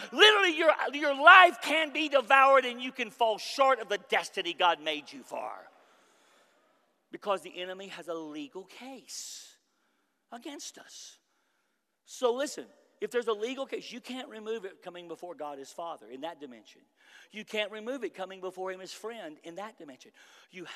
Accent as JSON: {"language": "English", "country": "United States", "said": "I'm from America"}